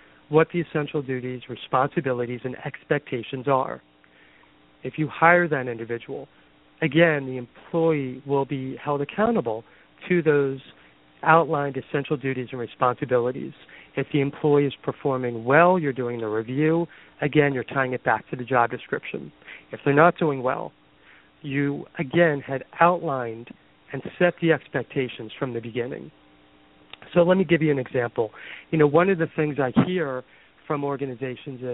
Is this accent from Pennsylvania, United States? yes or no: yes; Philadelphia, Pennsylvania, United States; now in Boston, United States; I am originally from Philadelphia and have been in the Boston area for the past 25 years.